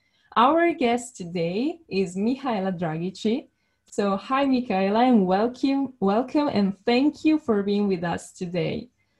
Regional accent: Milan, Lombardy, Italy; I will be your host today. I'm from Italy, and I'm from Milan

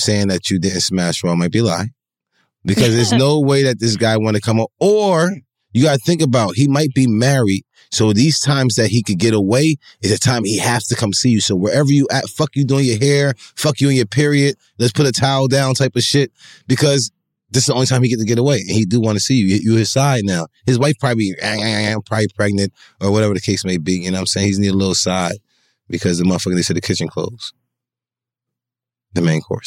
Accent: Linden, New Jersey, United States; I'm from Linden

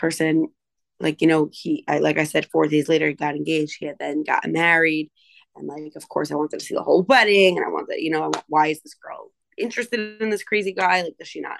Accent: New York, United States; I'm from New York

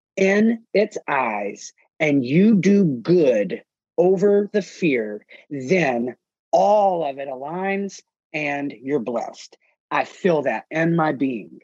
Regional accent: Mississippi, United States; now in New Orleans, United States; when I was from Mississippi

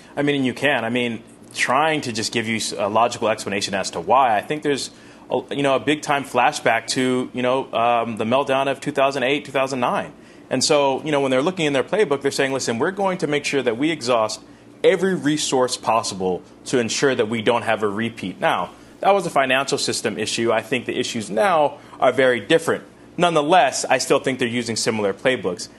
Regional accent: California, United States; California, my home state

